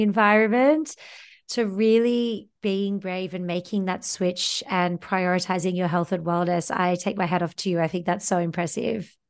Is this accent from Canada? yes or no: no; Australia; moved away; I'm an Australian, you're a fellow Antipodean